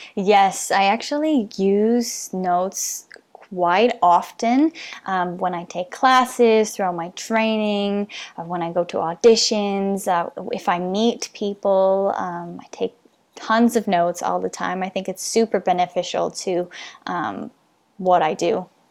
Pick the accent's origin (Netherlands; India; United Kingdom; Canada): Canada; being Canadian